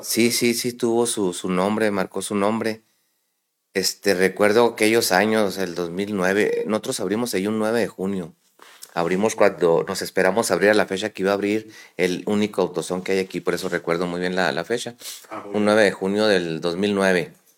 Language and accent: Spanish; La Perla, Chihuahua, Mexico; also born or lived in Camargo, Chihuahua / United States / Ciudad Juárez, Chihuahua; Yo soy originario de La Perla, Chihuahua, un mineral a una hora de aquí de, de Camargo